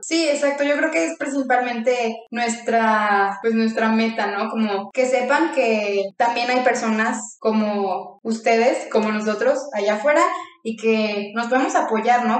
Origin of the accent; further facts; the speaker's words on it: León, Guanajuato, Mexico; now in Guadalajara, Mexico; soy de León, Guanajuato